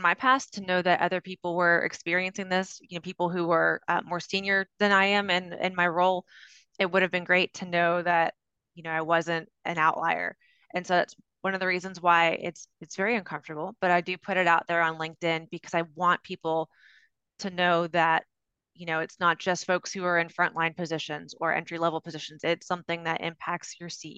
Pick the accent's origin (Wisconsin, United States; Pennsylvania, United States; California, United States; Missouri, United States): Pennsylvania, United States; moved away as an adult; now in North Carolina, United States; I grew up in Pennsylvania, and then I moved to North Carolina in 2007